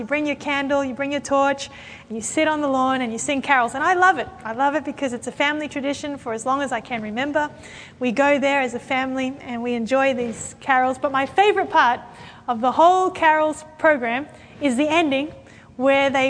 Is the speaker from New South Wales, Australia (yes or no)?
yes; Sydney, New South Wales, Australia; I come from Sydney, Australia